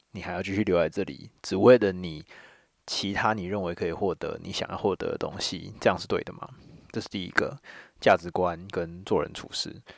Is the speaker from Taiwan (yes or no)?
yes; Taiwan; 因为我是闽南人，哦，所以我这些东西一开始学习的时候都是台语